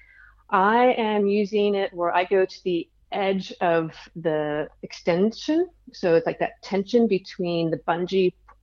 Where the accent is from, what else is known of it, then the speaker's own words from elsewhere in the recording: United States; being an American